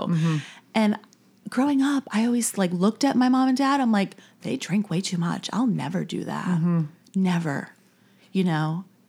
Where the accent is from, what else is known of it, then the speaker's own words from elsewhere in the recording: New York, United States; now in Charleston, United States; No, I'm from New York originally.